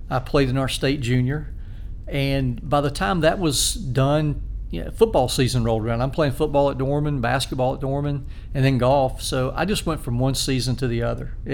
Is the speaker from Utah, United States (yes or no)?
no; Spartanburg, South Carolina, United States; I grew up in Spartanburg.